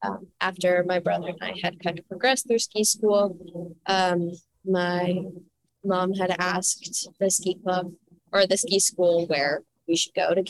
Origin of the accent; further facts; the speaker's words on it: Redding, Connecticut, United States; moved away; So I used to live in Reading, Connecticut